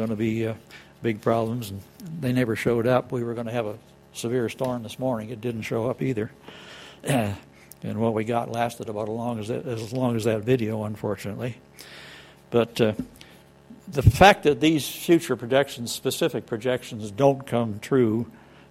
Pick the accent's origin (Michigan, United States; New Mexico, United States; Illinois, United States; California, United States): California, United States; Los Angeles; moved away; I grew up in Los Angeles, where they used to close the elementary schools when the smog got bad enough.